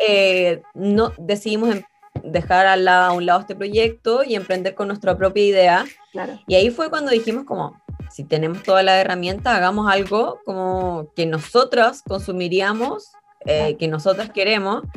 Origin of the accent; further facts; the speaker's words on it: Concepción, Biobío, Chile; yo soy penquista, yo nací y criada en Concepción